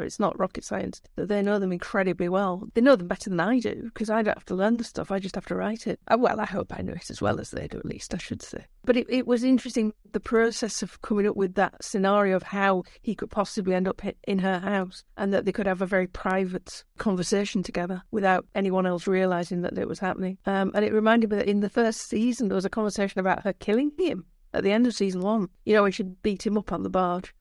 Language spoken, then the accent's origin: English; Yorkshire and the Humber, United Kingdom; accent: Yorkshire; moved away as an adult; also born or lived in London; I'm from Yorkshire, obviously, 'cause you can tell from my accent